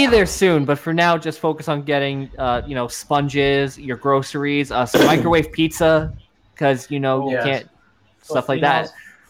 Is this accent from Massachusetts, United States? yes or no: no; New York, United States; now in Florida, United States; That I'm not just saying I'm from New York. You guys can actually vouch I'm from New York.